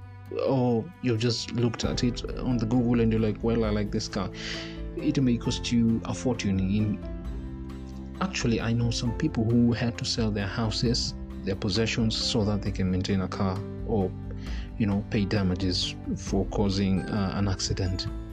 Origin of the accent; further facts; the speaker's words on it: Kenya; I'm a Kenyan